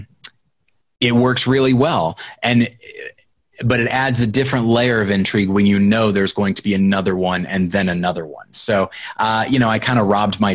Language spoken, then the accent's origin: English; United States; I'm an American